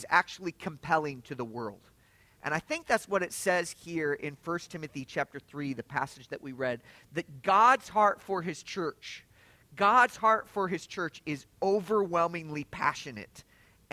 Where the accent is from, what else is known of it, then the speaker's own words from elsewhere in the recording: Lafayette, Indiana, United States; now in Atlanta, United States; I was born in Lafayette. My folks are Purdue graduates. We lived on the south side of the city